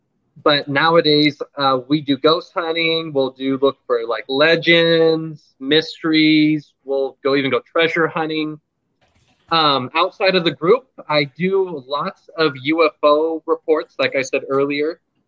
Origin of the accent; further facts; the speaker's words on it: Las Vegas, Nevada, United States; I am from Las Vegas, Nevada. I am 31 years old.